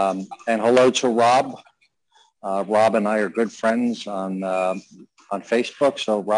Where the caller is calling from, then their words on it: New York City, New York, United States; I just got off the plane from Palm Beach, so from LaGuardia Airport. So I'm calling you from New York City.